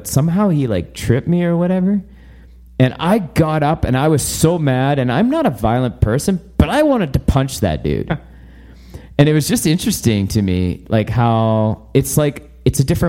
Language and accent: English; Vancouver, British Columbia, Canada; now in Airdrie, Canada; I grew up in British Columbia and Vancouver.